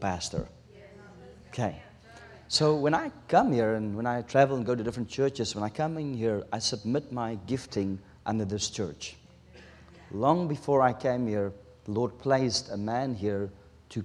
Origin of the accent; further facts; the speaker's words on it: South Africa; first language Afrikaans; English is a second language; English is my third language. We speak Afrikaans in South Africa. My taal is Afrikaans